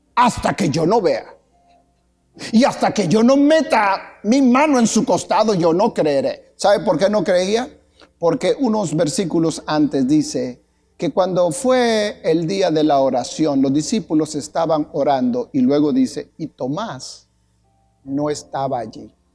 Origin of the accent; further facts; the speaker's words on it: Guatemala; moved away; Como decía un comercial allá en mi tierra